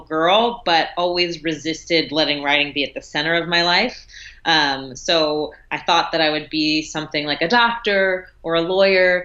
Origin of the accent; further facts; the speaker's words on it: New York City, New York, United States; the neighborhood I grew up in Brooklyn, Fort Greene